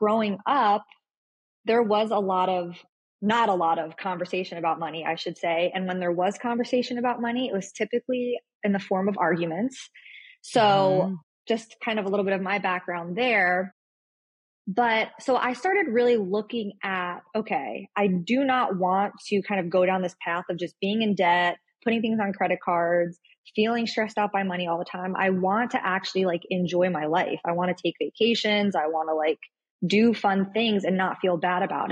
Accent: Florida, United States; also born or lived in New York; I was born in New York, but my family moved down to Florida. So I'm here in Florida, Tampa

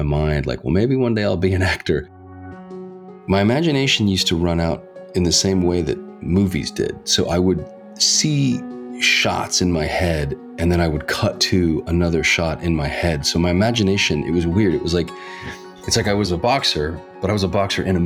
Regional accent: Reno, Nevada, United States; now in Hollywood, United States; I grew up in Reno, Nevada, biggest little city in the world.

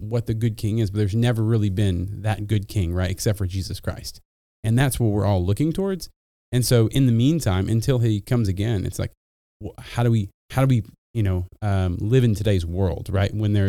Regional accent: United States; as an American

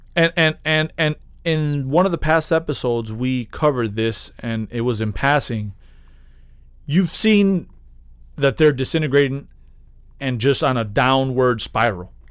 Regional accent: United States; I'm happy I'm from here

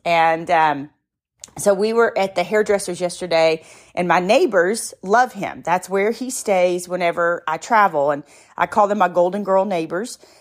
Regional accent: the South, United States; I'm from the South

